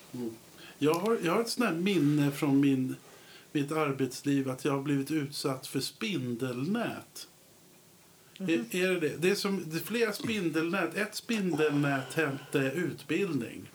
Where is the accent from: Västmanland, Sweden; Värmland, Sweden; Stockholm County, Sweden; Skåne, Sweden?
Stockholm County, Sweden; Södertälje; Jag är ju uppväxt i Södertälje.